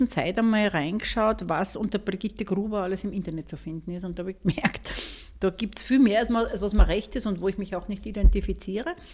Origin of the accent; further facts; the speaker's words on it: Schärding, Upper Austria, Austria; born there; now in Mondsee, Austria; Ich bin bei den Goldhauben einerseits hier in Monsee, aber auch in meinem Geburtsort in Schering und schätze diese Gemeinschaft sehr